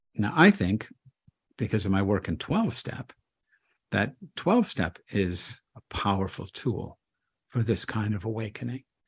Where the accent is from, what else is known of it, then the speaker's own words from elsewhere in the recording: United States; I'm an American